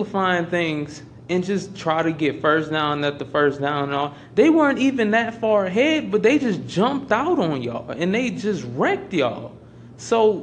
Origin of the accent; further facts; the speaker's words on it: Louisiana, United States; I'm from Louisiana